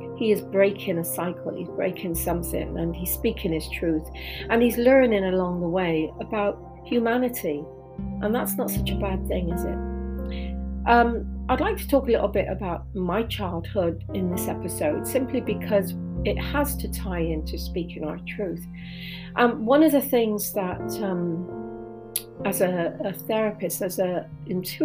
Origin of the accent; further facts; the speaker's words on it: England, United Kingdom; coming from England